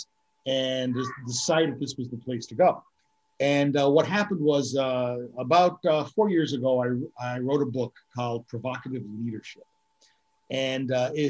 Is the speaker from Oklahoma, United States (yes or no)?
no; Scranton, Pennsylvania, United States; now in Tamarindo, Costa Rica; I'm originally from the Northeast Pennsylvania area, the Scranton-Wilkes-Barre area.